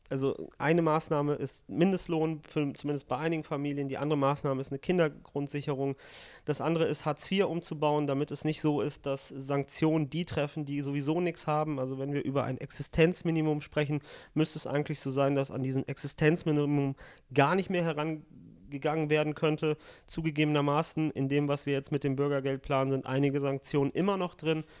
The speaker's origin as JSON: {"language": "German", "country": "Italy", "said": "als äh, Italiener so ist, einfach qua Geburt sozusagen"}